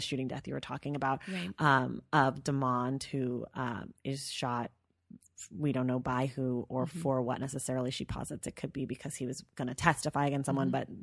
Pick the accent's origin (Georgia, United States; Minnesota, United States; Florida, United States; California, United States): California, United States; Bay Area; we grew up in the Bay Area